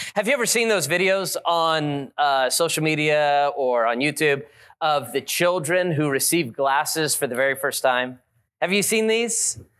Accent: Las Vegas, Nevada, United States; I've been there my whole life, born and raised in Las Vegas

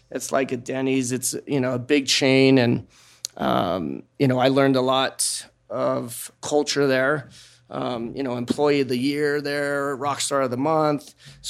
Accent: Seattle, Washington, United States; also born or lived in Hawaii; I grew up in Hawaii. I was born in Hawaii. When I was 7, my parents split, and then we moved to Seattle

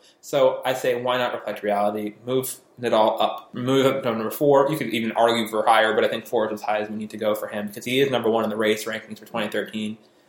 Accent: United States; I come from America

